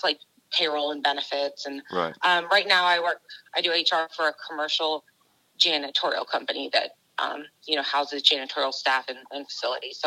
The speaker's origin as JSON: {"language": "English", "town": "Atlanta", "region": "Georgia", "country": "United States", "tie": "born or raised there", "said": "I'm from Georgia, so in Atlanta, I went to Georgia State on Hope Scholarship"}